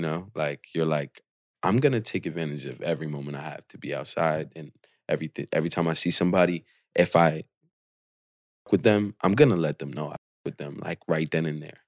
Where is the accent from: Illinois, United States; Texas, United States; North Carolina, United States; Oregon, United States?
Oregon, United States; Portland; I was born and raised in Portland